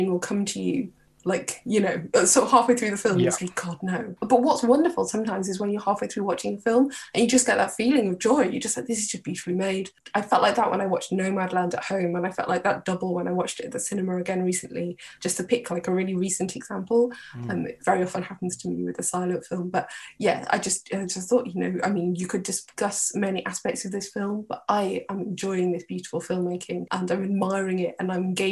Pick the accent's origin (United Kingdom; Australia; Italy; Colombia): United Kingdom; Birkenhead, North West England; I'm from Birkenhead.